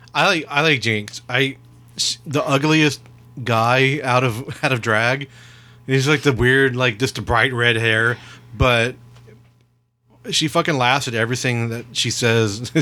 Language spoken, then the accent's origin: English; Texas, United States; We're from Texas.